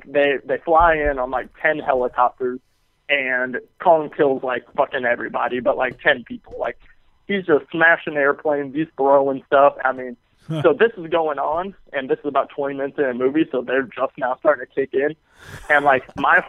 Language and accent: English; St. Louis, Missouri, United States; now in Springfield, United States; I'm from St. Louis